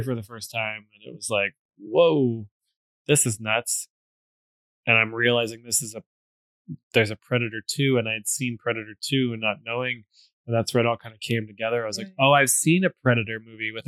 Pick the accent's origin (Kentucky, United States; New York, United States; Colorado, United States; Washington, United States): Washington, United States; Seattle; my family, and we're from Seattle